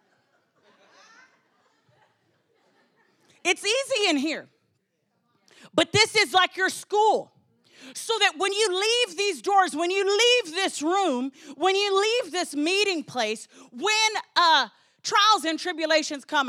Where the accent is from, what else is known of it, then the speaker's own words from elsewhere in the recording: Texas, United States; I was from Texas